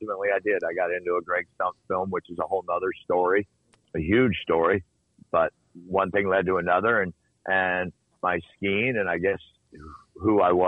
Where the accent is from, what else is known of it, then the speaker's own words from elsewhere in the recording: United States; I grew up in the Lake Tahoe area